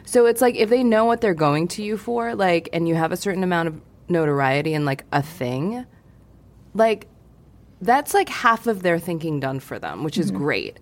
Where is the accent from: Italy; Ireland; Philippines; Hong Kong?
Hong Kong; moved away; I grew up in Hong Kong